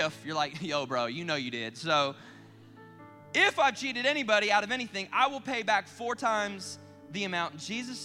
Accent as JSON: {"language": "English", "region": "South Carolina", "country": "United States", "tie": "born or raised there", "said": "I grew up in South Carolina"}